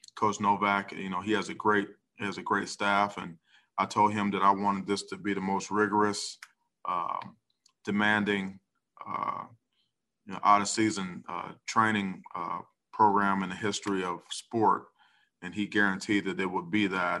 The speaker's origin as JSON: {"language": "English", "town": "Cleveland", "region": "Ohio", "country": "United States", "tie": "born or raised there", "said": "my hometown Brownies"}